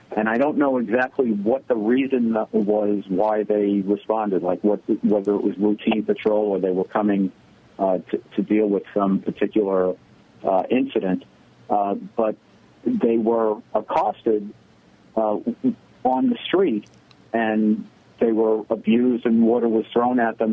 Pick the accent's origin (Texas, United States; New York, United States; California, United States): New York, United States; New York City; I grew up in the Bronx in the 60s and 70s